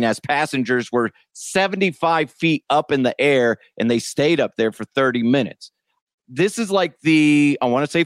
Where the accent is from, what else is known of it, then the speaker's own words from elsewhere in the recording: Broomfield, Colorado, United States; growing up in Broomfield